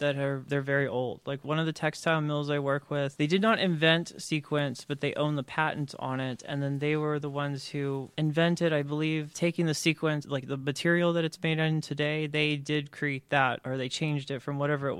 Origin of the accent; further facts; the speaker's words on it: Houston, Texas, United States; also born or lived in Tomball, Texas; I grew up in Houston